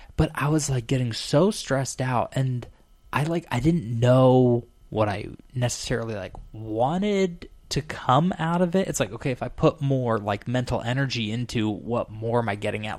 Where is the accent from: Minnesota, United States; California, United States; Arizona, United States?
Arizona, United States; I come from Arizona